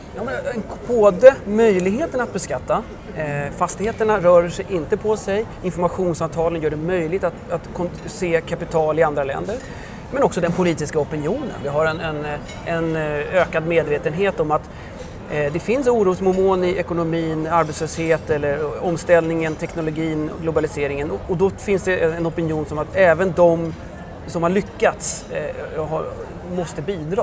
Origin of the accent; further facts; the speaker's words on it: Sweden; moved away as an adult; now in France; som svensk efter två år i Frankrike